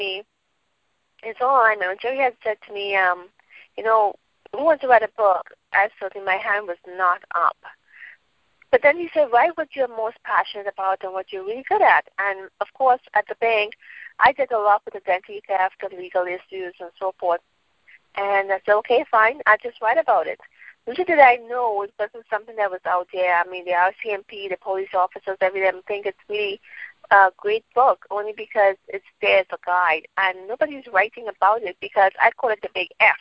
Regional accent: Trinidad & Tobago; moved away as an adult; also born or lived in United States; I'm from Trinidad. I lived in Trinidad until I was about 18, and then I migrated to the States

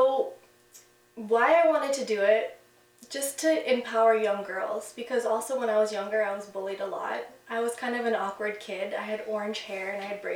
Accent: Toronto, Ontario, Canada; I was born in Toronto, North York. When I grew up, it was kind of a smaller city

